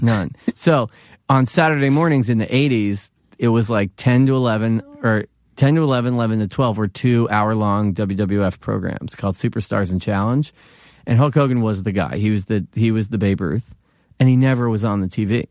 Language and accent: English; Philadelphia, Pennsylvania, United States; accent: Philly; moved away as an adult; now in New York, United States; I'm from Philadelphia.